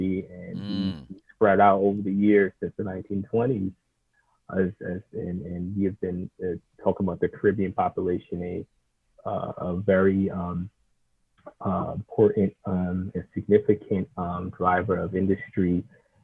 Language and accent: English; New York City, New York, United States; I'm Brooklyn born and raised